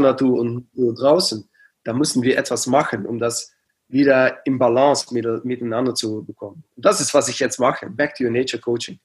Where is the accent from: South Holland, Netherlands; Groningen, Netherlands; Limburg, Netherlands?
Limburg, Netherlands; near Aachen; German is a second language; ich bin geboren ganz in der Nähe von Aachen, also ähm, das war ja, 10, 15 Minuten von Aachen.